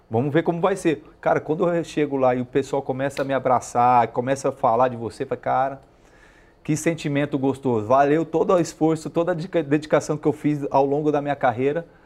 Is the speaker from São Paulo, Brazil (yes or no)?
yes; interior of São Paulo, Brazil; eu sou do interior de São Paulo, sim. então eu cresci vendo isso aqui, né?